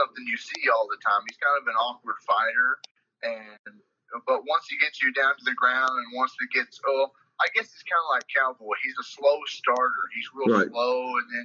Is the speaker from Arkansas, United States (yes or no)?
yes; Benton, Arkansas, United States; my hometown